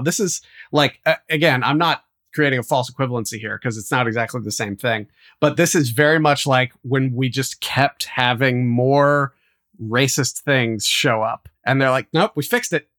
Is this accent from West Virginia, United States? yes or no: yes; West Virginia, United States; I grew up in West Virginia